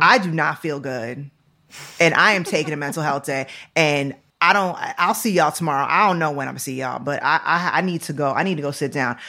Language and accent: English; Syracuse, New York, United States; I was born in Syracuse, New York. Like, I was born upstate New York